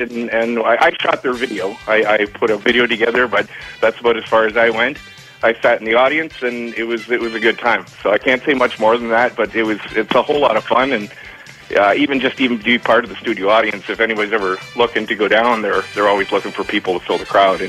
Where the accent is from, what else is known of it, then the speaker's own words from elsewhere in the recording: St. Columban, Ontario, Canada; now in Waterloo, Canada; We're from St. Columban originally, and we're from a dairy farm.